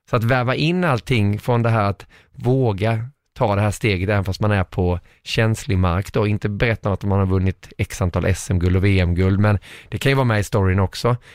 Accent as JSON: {"language": "Swedish", "region": "Småland", "country": "Sweden", "moved": "as an adult", "lives_now": "Stockholm, Sweden", "said": "De vet väl att jag är smålänning"}